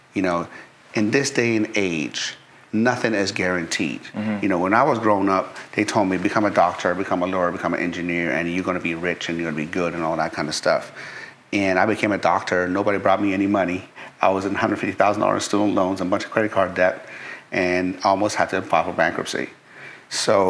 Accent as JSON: {"language": "English", "town": "Tehran", "region": "Tehran Province", "country": "Iran", "tie": "born or raised there", "said": "I was born in Tehran, Iran, capital city. And when I was three, we went to war with Iraq"}